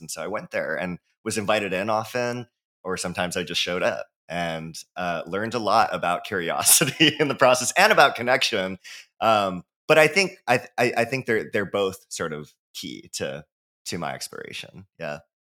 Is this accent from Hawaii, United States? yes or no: yes; Hawaii, United States; I'm from Hawaii, so born and raised